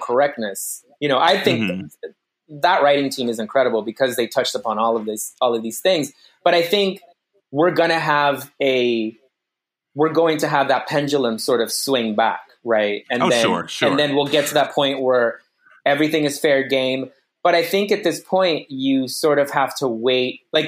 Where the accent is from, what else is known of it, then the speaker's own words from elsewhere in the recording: Phoenix, Arizona, United States; moved away; I grew up undocumented in Phoenix, Arizona